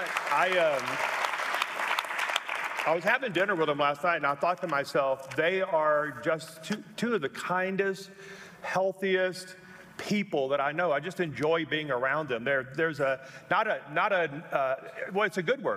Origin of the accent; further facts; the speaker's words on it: Louisiana, United States; now in Colorado Springs, United States; I'm from Louisiana